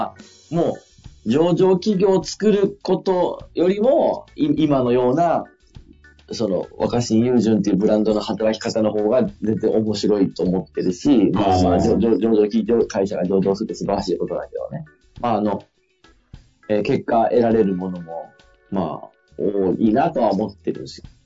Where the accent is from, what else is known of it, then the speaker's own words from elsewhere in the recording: Fukui, Japan; 僕が地元の福井でやってる会社なんですよ。